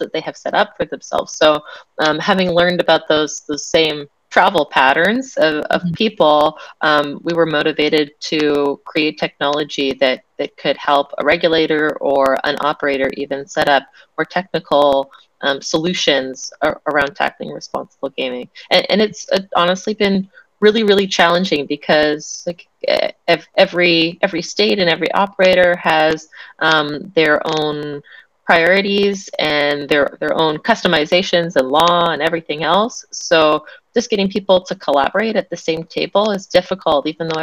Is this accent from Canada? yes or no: yes; Canada; as a Canadian